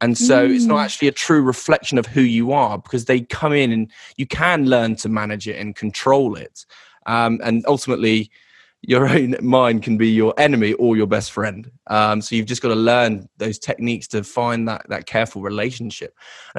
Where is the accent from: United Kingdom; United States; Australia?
United Kingdom; the home counties of England, South East England; also born or lived in London; I was born in London and raised in kind of the home counties of England